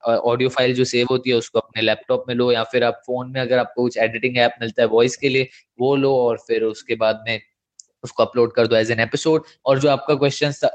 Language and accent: Hindi; India; accent: Indian English; हमारा जो एक्सेंट है वो है इंडियन इंग्लिश